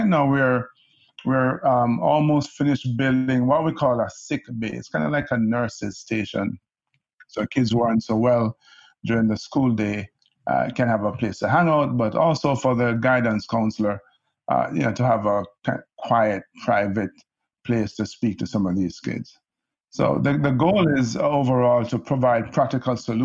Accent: Kingston, Jamaica; now in New York, United States; I grew up in Kingston, Jamaica

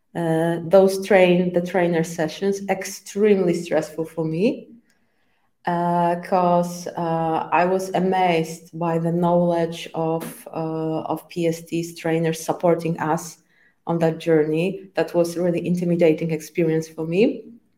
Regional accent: Poland; first language Polish; English is a second language; I was born in Poland and I, I am still living in, in Poland.

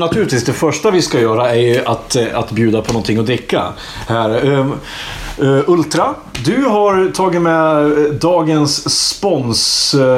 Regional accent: Iggesund, Gävleborg County, Sweden; jag är från Iggesund

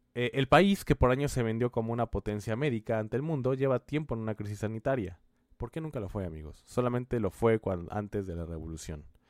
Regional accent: Mexico; países como el nuestro en México

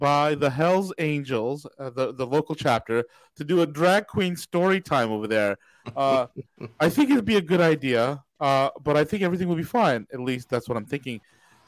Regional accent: New York, United States; The New York I'm from is not Midtown Manhattan where you got yuppies. It's the old school New York.

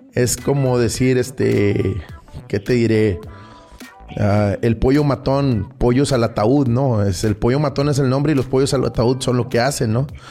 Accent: Tampico, Tamaulipas, Mexico; moved away as an adult; now in Monterrey, Mexico; yo soy originario de la ciudad de Tampico, Tamaulipas. Nací por allá del 79

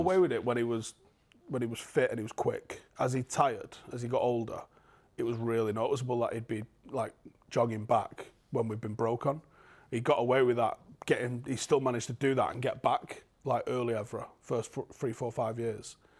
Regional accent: Manchester, North West England, United Kingdom

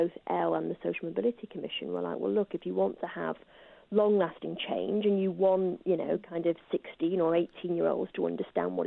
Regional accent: Salford, North West England, United Kingdom; I grew up in Salford

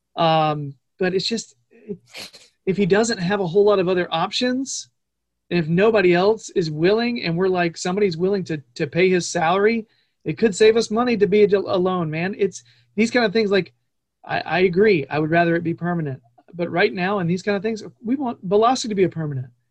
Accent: United States; being an American

